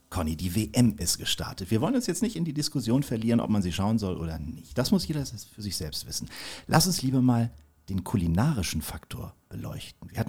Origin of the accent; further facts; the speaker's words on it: Kiel, Schleswig-Holstein, Germany; hat übrigens in meiner Heimatstadt studiert, in, in, in Kiel